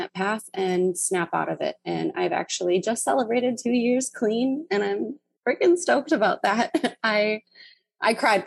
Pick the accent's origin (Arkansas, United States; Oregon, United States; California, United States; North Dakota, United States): North Dakota, United States; So I grew up in rural North Dakota, and it's a super, super small town